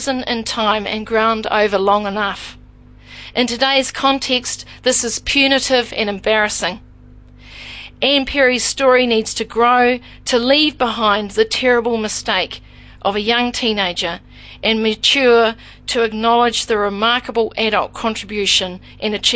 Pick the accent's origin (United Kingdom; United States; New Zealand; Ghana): New Zealand; accent: New Zealand; everything about me must take you back to New Zealand. My accent must remind you of it, my expressions, everything must take you back there